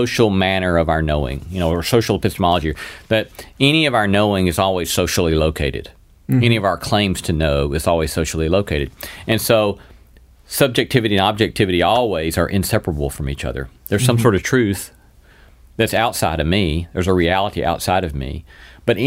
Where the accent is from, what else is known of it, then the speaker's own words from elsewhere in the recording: the American South, United States; being a Southerner